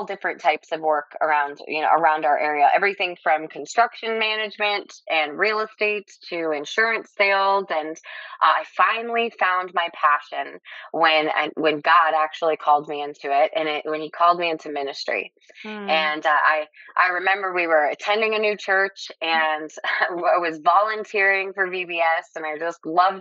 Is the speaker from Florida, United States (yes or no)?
yes; Lee County, Southwest Florida, United States; I'm actually an eighth generation Floridian. I was born and raised right here in Lee County, and which is in the Southwest Florida area.